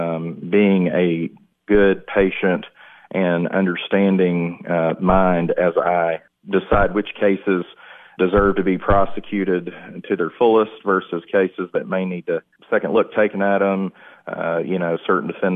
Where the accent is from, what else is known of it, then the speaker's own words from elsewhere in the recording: McMinnville, Tennessee, United States; I grew up in McMinnville, moved there after seventh grade, went to Morrison Elementary School, graduated from Warren County High School